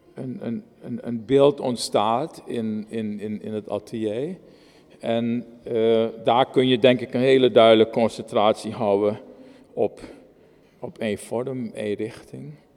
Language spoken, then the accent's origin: Dutch; Moengo, Marowijne, Suriname; Ik ben in het oosten van Suriname geboren. In Mongo, een boksjesstadje eh, eh, in, in het oosten van Suriname.